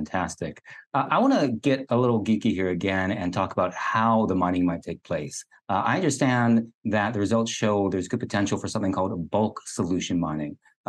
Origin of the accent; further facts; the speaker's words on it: Kentucky, United States; I grew up in Kentucky, and there you have strip mining